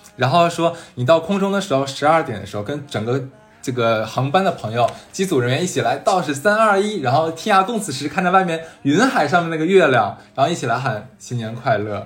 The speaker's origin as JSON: {"language": "Chinese", "town": "Sanya", "region": "Hainan", "country": "China", "moved": "yes", "lives_now": "Shanghai, China", "said": "我是今年我回了一趟家嘛， 回了一趟三亚"}